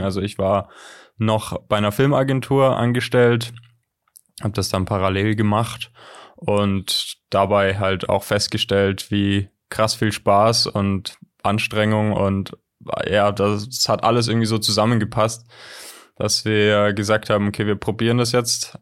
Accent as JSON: {"language": "German", "region": "Southern Germany", "country": "Germany", "lives_now": "Ulm, Germany", "said": "wir kommen aus, aus dem Süden Deutschlands"}